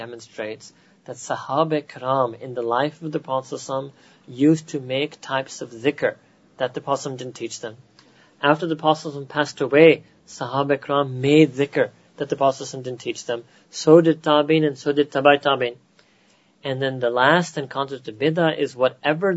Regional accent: United States; accent: American; my American accent

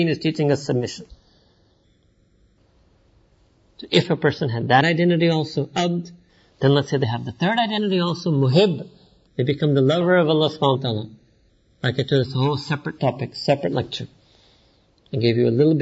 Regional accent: New York, United States; I was born and raised in New York

